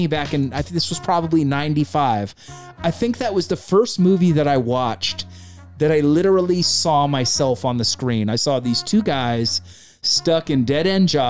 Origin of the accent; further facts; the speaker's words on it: California, United States; We say hella out here in Cali.